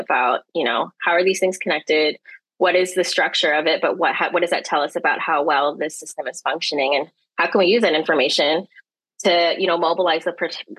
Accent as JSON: {"language": "English", "town": "Toronto", "region": "Ontario", "country": "Canada", "tie": "born or raised there", "also_born_or_lived": "Manila, Philippines", "lives_now": "Windsor, Canada", "said": "I grew up on the shores of Lake Ontario in the east side, east end of the city of Toronto"}